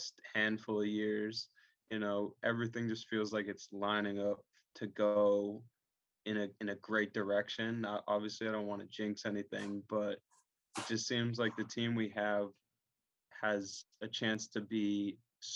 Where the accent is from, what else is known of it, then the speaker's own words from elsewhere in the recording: Massachusetts, United States; growing up in Massachusetts